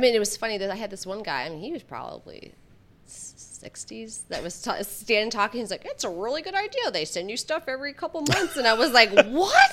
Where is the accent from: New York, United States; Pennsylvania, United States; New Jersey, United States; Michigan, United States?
Michigan, United States; I grew up in the Midwest. I grew up in Michigan